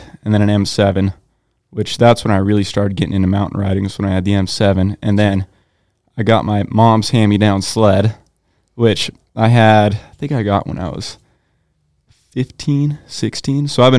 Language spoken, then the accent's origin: English; Hermiston, Oregon, United States; Hermiston, Oregon, born and raised.